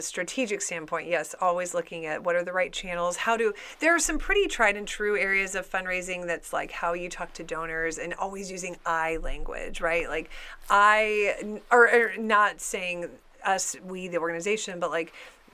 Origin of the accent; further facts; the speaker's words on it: Houston, Texas, United States; now in Evansville, United States; I was born and raised in Houston